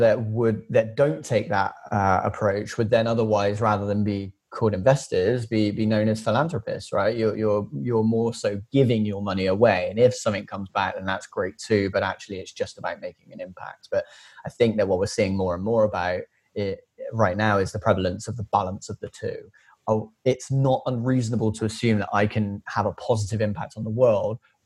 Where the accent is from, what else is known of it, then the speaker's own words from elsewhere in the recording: Filton, South West England, United Kingdom; working class lad from just outside the suburbs of Bristol, officially South Gloucestershire, born and raised in Filton